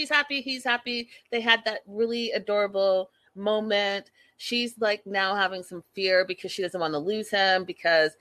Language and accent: English; Burnaby, British Columbia, Canada; also born or lived in Port Coquitlam; I was raised in Burnaby, went to SFU, and then during all of that, you know, moved to Poco